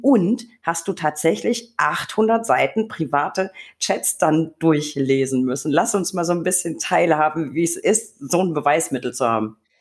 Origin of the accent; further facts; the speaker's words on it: Franconia, Bavaria, Germany; meine Heimat, das Frankenland